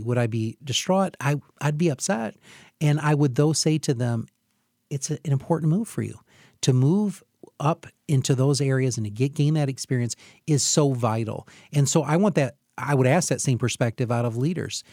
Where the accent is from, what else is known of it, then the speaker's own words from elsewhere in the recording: Hillsdale, Michigan, United States; I'm from Hillsdale